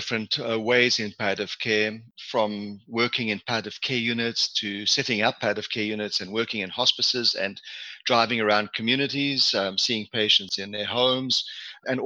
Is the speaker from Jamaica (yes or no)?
no; South Africa; also born or lived in Manitoba, Canada / Edmonton, Canada / Calgary, Canada / Ottawa, Canada; now in Hamilton, Canada; I was born and raised in South Africa, hence the African connection.